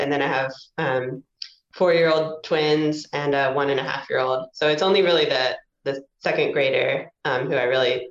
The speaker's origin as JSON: {"language": "English", "region": "Kentucky", "country": "United States", "tie": "born or raised there", "also_born_or_lived": "Georgia", "moved": "yes", "said": "I grew up in Kentucky"}